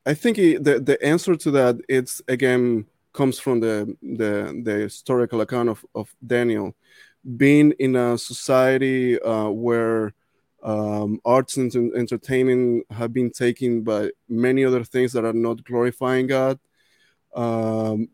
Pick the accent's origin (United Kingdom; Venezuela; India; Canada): Venezuela; moved away; I grew up in Venezuela working with orchestras, playing with orchestras